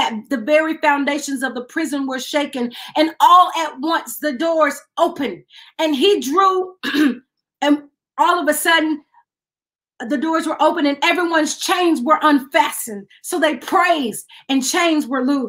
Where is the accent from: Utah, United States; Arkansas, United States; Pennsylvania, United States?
Arkansas, United States; West Memphis; I'm from West Memphis